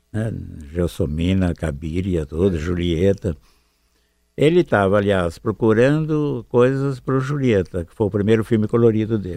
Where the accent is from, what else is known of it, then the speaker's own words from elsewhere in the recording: Araraquara, São Paulo, Brazil; moved away; Eu sou de Araraquara. Estávamos lá na época dos 20 anos, 20 e poucos anos